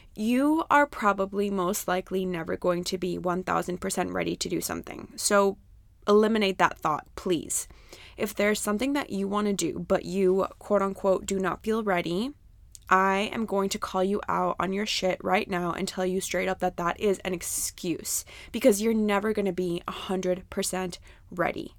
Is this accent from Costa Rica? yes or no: yes; Costa Rica; I grew up in Costa Rica